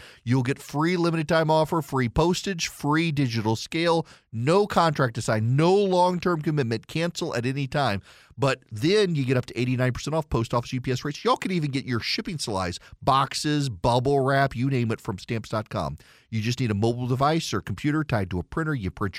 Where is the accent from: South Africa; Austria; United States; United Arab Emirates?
United Arab Emirates; Dubai; when I was a kid, my favorite cartoon growing up in Dubai was Danger Mouse.